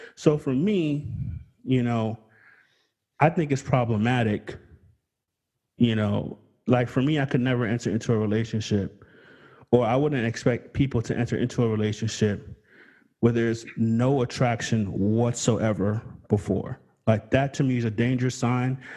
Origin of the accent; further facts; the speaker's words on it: United States; I grew up in America